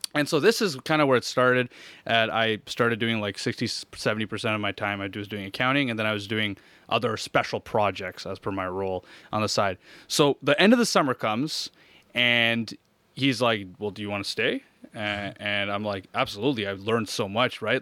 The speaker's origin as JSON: {"language": "English", "town": "Hawkesbury", "region": "Ontario", "country": "Canada", "tie": "born or raised there", "also_born_or_lived": "Montreal / Orleans", "moved": "yes", "said": "I was born in Montreal, but I grew up most of my life in Hawkesbury"}